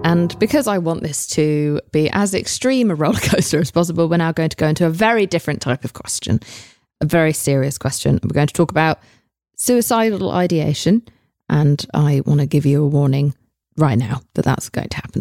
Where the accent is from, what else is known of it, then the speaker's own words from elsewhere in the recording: England, United Kingdom; moved away; I'm English